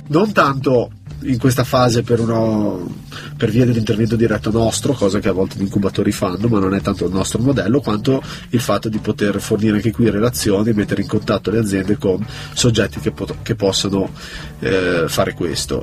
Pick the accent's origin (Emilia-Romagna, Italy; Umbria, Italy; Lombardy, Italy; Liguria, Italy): Liguria, Italy; Genoa; io sono genovese